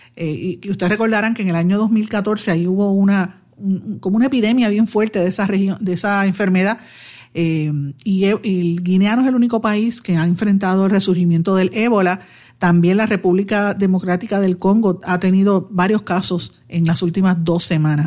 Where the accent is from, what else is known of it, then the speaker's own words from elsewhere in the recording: Puerto Rico; los que somos puertorriqueños, sean cocolos o no